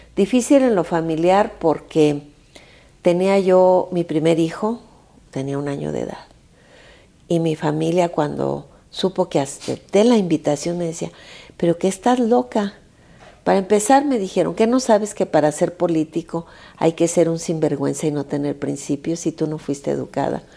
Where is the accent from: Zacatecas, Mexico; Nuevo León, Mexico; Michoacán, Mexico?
Zacatecas, Mexico; now in Mexico City, Mexico; yo que soy zacatecana, que mi estado pues es uno de los estados